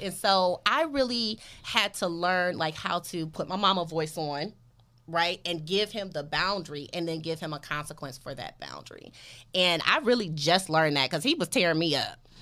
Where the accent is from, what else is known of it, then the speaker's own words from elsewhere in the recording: Detroit, Michigan, United States; now in Los Angeles, United States; I'm from Detroit